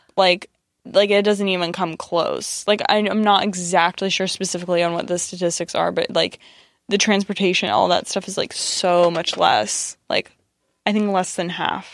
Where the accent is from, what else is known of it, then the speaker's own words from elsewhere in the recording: United States; growing up being Iranian American